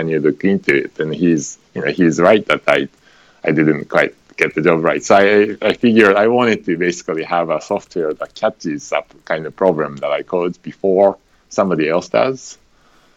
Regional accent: Tokyo, Japan; moved away as an adult; now in United States; So I grew up in Japan, in Tokyo, and when I got old enough, I came over to the United States

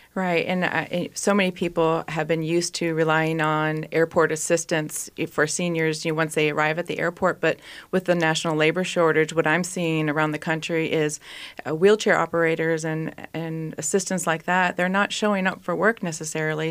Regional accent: East Bethel, Minnesota, United States; I actually grew up in East Bethel, Minnesota, and went to Saint Francis High School

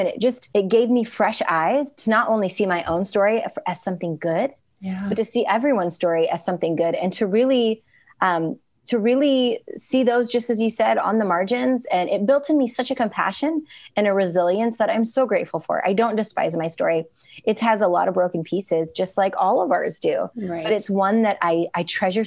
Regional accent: United States; also born or lived in India; now in Seattle, United States; I was adopted from India just shy of my 2nd birthday and grew up in a very rural area

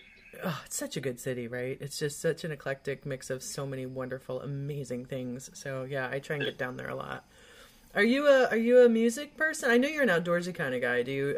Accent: Midwest, United States; moved away; I was born in the Midwest, but I, like, raced to the coast at some point

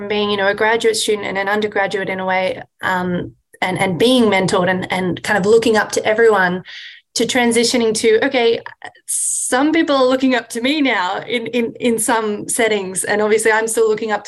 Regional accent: Australia; moved away as an adult; also born or lived in Sydney, Australia; now in United States; I'm originally from Australia

